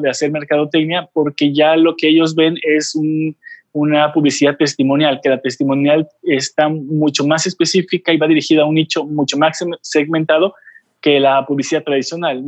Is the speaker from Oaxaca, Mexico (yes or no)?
yes; Oaxaca, Mexico; moved away; also born or lived in Puebla; hace 9 me regresé aquí a la ciudad de Oaxaca, de donde soy originario